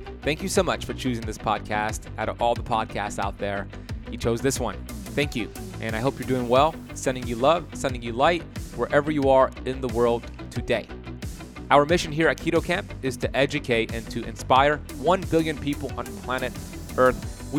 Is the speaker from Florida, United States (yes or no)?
yes; Miami, Florida, United States; I love it because I'm from Miami.